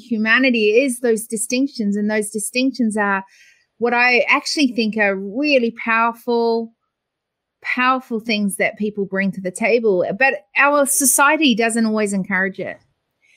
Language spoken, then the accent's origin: English; New Zealand; now in Australia; I was born in New Zealand, but I have to tell you, I've lived longer in Australia